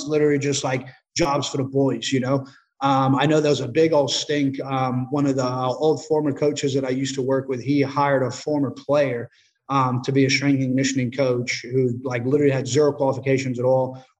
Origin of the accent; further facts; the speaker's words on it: Australia; also born or lived in United States; having two lives almost, you know, growing up in Australia, growing up in America, I was always away from friends and family